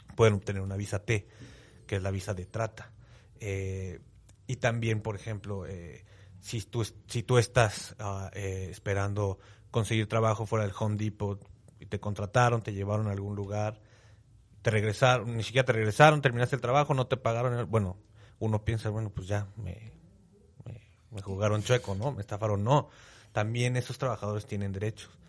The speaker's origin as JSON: {"language": "Spanish", "country": "Mexico"}